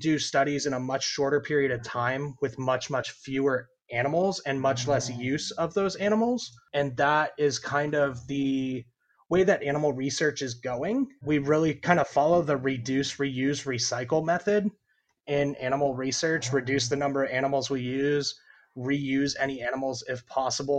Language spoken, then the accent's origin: English; Indiana, United States; moved away as an adult; also born or lived in Idaho; now in Florida, United States; I'm originally from Indiana